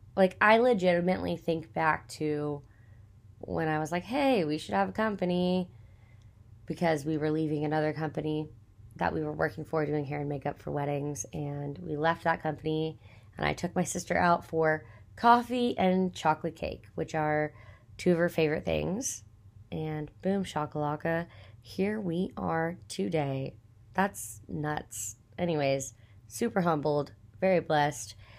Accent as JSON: {"language": "English", "region": "Texas", "country": "United States", "tie": "born or raised there", "said": "I grew up in Texas, born and raised, hundred percent Texan"}